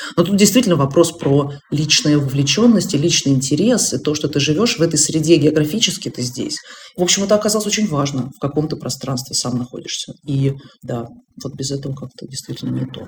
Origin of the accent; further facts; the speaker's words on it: Russia; moved away as an adult; now in Germany; я из России